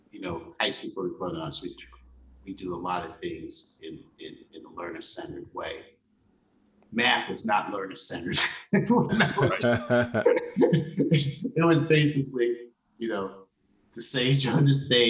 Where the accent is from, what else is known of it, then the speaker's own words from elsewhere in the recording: New York City, New York, United States; moved away as an adult; now in St. Paul, United States; I grew up in Laurelton